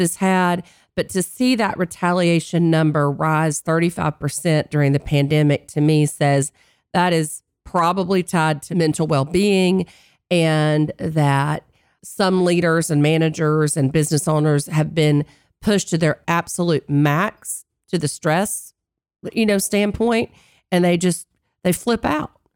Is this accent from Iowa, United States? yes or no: no; North Carolina, United States; moved away; being in my home state of North Carolina with my family